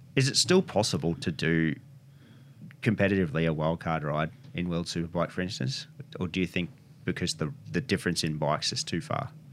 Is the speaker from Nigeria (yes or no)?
no; Bulli, New South Wales, Australia; now in Wollongong, Australia; I was born in Bullough